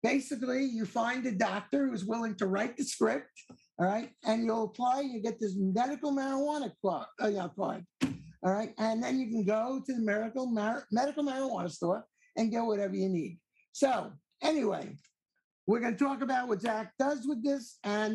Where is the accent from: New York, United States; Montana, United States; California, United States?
New York, United States; Long Island; now in Maryland, United States; I was born and raised in New York, Long Island